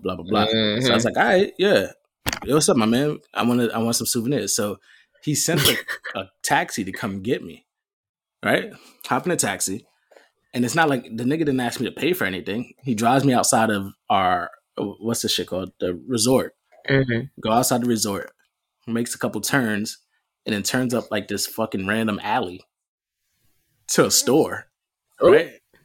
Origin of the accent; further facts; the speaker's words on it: New York, United States; I'm from New York